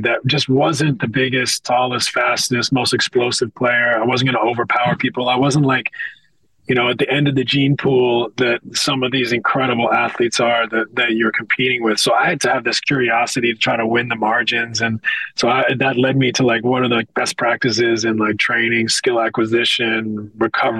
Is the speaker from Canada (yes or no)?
yes; west coast of Canada, Canada; I'm a kid from the West Coast of Canada.